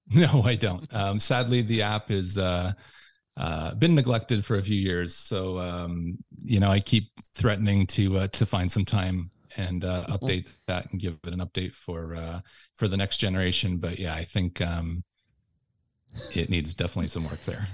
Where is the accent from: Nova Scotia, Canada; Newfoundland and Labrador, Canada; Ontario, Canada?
Ontario, Canada; Windsor; moved away as an adult; also born or lived in Toronto; I moved back to my hometown of Windsor.